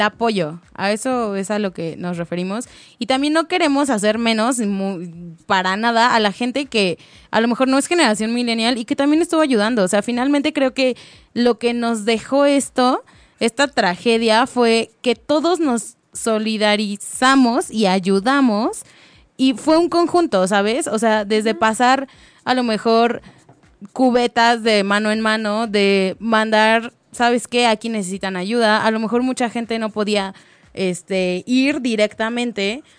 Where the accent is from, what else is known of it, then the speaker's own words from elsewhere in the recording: Mexico City, Mexico; somos de la Ciudad de México